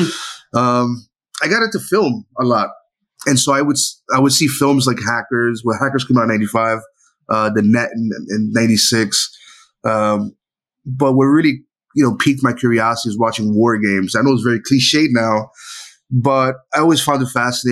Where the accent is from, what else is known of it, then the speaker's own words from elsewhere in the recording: New York City, New York, United States; I grew up in New York City, specifically the Lower East Side.